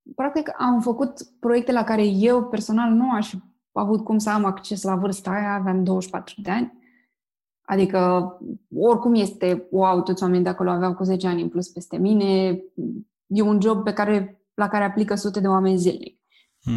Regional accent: Romania; noi ca români

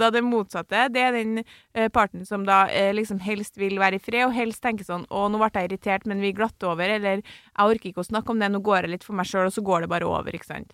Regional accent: Trøndelag, Norway; jeg er trønder

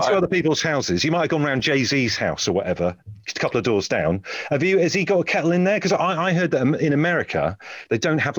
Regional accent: Brixham, South West England, United Kingdom; Chris, you are a fellow Devonian. I'm from Brixham.

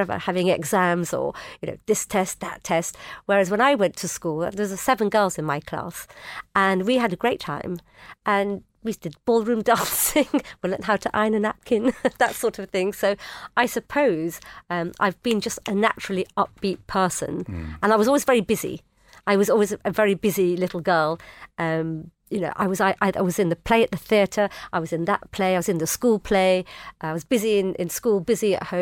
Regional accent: Bowdon, North West England, United Kingdom; I grew up in Bowden, Cheshire.

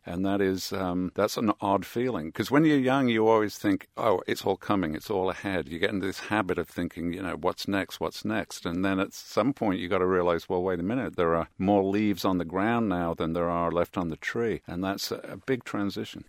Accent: Birmingham, West Midlands, United Kingdom; now in New York, United States; I grew up in Birmingham, England

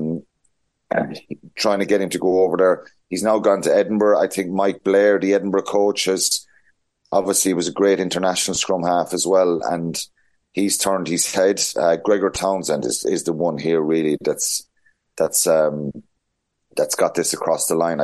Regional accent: Ireland; as Irish people

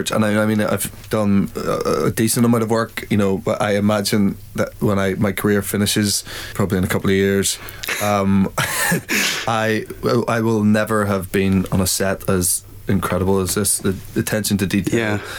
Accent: Ireland; And uh, I think something about both being Irish and uh, we maybe have a similar vein of, of things that we find funny and humor.

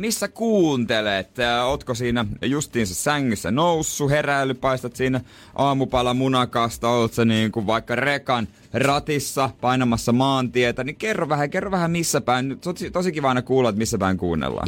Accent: Seinäjoki, South Ostrobothnia, Finland; mä oon Seinäjoelta

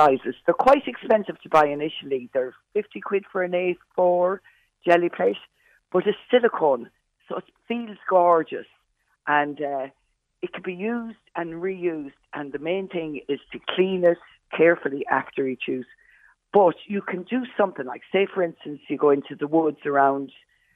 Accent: Westport, Connacht, Ireland; I'm from Westport originally, and like I was one of those kids that was always in school with a paintbrush

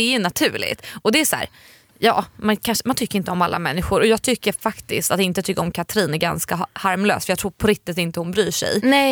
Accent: Sweden; vi svenskar

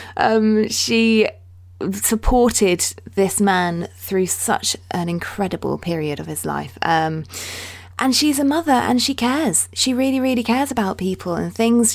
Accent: Dorset, South West England, United Kingdom; I'm from Dorset

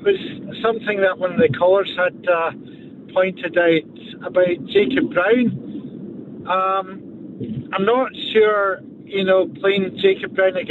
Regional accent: Glasgow, Scotland, United Kingdom; now in Southampton, United Kingdom; I'm back in Glasgow, I'm calling from my hometown.

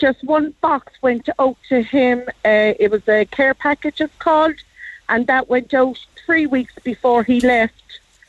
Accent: Cork, County Cork, Ireland; We're from Greenmount.

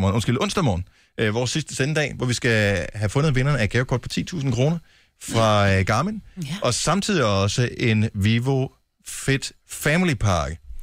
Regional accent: Bramming, Southern Denmark, Denmark; moved away; jeg er selv, øh, blandt andet opvokset i Bramming

